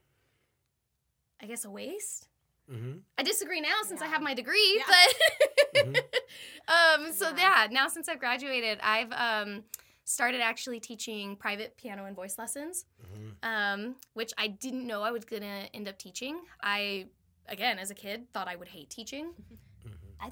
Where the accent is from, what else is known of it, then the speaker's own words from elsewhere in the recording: Reno, Nevada, United States; I am born and raised in Reno. Lived here my whole life